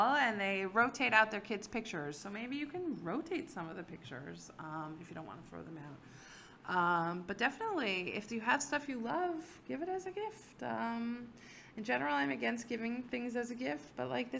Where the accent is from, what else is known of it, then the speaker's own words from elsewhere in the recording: Silver Spring, Maryland, United States; moved away; I grew up in Silver Spring, Maryland.